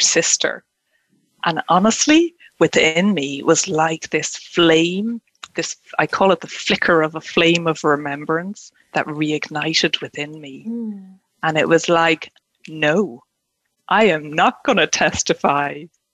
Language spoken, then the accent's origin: English; Ireland; moved away as an adult; now in Scotland; native to me as Irish, you know, born and bred and living in Ireland, yeah, and now in Scotland